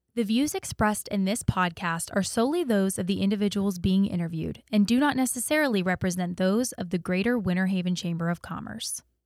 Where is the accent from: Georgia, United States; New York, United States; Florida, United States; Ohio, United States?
Florida, United States; Auburndale; I'm actually from Auburndale, too, but, you know, I get the best of both worlds 'cause I live in Auburndale